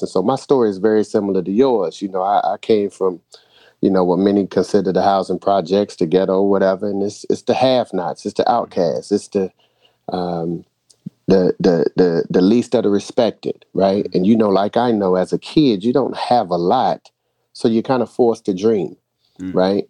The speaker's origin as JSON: {"language": "English", "town": "Boston", "region": "Massachusetts", "country": "United States", "tie": "born or raised there", "also_born_or_lived": "North Carolina", "moved": "yes", "said": "originally I was from Boston, so I grew up in the same housing project as … before I moved to North Carolina."}